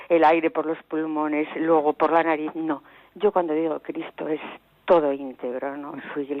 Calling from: Ciudad Real, Castilla-La Mancha, Spain; Mire, soy de Ciudad Real

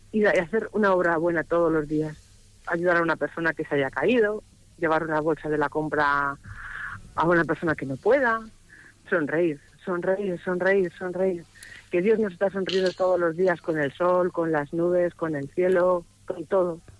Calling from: Alicante, Valencian Community, Spain; de Alicante.

